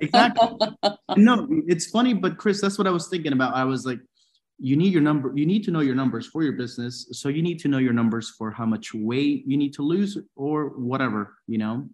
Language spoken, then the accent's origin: English; Peru; moved away; I'm from Peru